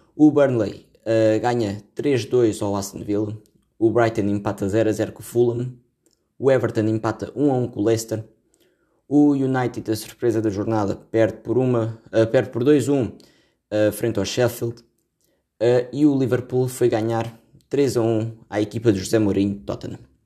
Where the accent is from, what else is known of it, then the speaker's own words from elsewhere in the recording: Caldas da Rainha, Centro, Portugal; Eu também sou das Caldas da Rainha